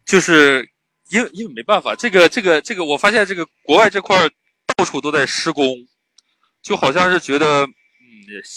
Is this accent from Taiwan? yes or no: no; Shanxi, China; 酒馆哥，你你确定酒馆哥跟我是山西的是吧？